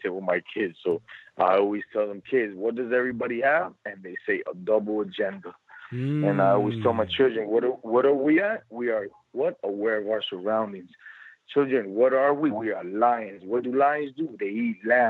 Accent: United States; also born or lived in California / Miami, Florida; I grew up in California and in Miami.

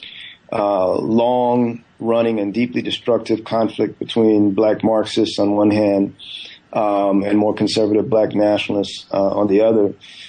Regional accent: California, United States; also born or lived in Guyana; I was born in Guyana in the 70s and grew up, you know, my family moved to the U.S. I grew up in Northern California beginning in the 1980s.

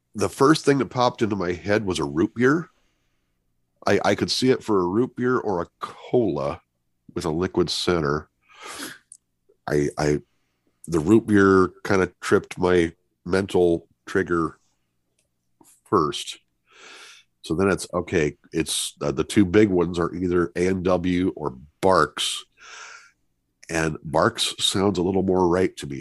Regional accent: Muscatine, Iowa, United States; I'm from Muscatine, Iowa

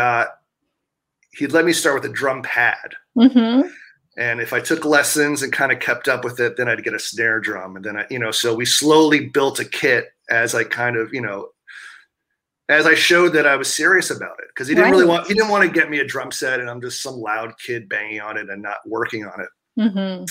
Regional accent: New York City, New York, United States; I grew up right basically in Times Square

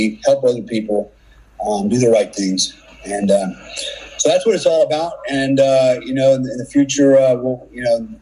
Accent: Germany; moved away; when I was a kid, I grew up in Germany, and I lived with my grandparents, my uncles, and my cousins, my German family a lot

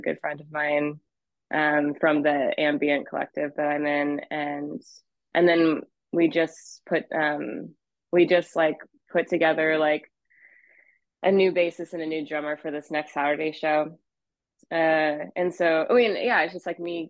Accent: Boise, Idaho, United States; moved away as an adult; also born or lived in Hawaii; now in Los Angeles, United States; I grew up in Boise and was a part of the scene for a long time

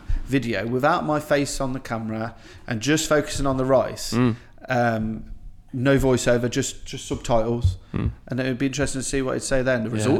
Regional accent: Coventry, West Midlands, United Kingdom; I'm from Coventry, right? I grew up in a very multicultural society.

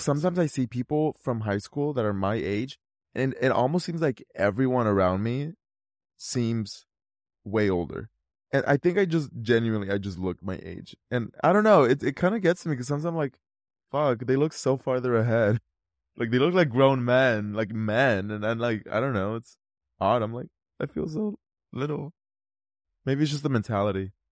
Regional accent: California, United States; we're from California

